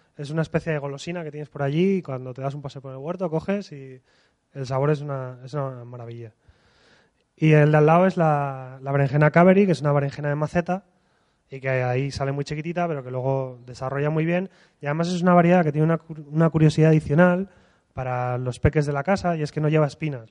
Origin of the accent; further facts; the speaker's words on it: Asturias, Spain; cuando estamos en Madrid, venimos de Asturias